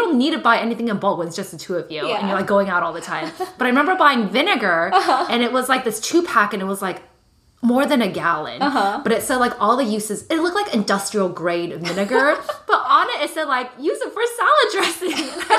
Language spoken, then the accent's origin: English; Saratoga, United States; we're from Saratoga